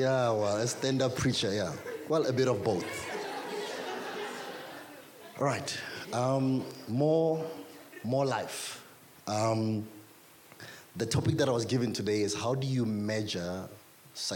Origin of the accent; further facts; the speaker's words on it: South Africa; I grew up in Doxodeo